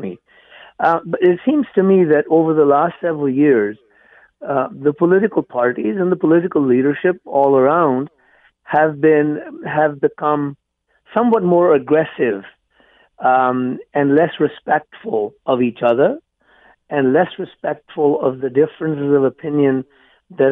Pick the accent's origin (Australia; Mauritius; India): India; also born or lived in England; now in Canada; I was born and raised in India.